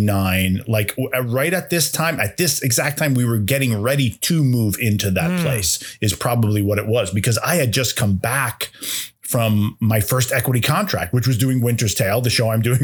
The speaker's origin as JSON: {"language": "English", "area": "Iselin", "region": "New Jersey", "country": "United States", "also_born_or_lived": "New York", "moved": "as an adult", "said": "I'm from Island, New Jersey."}